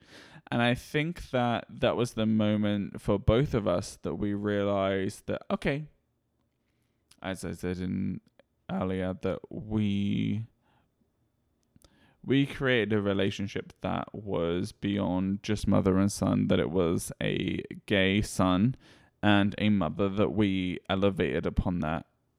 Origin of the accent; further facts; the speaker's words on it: United Kingdom; I'm British, I don't get emotional.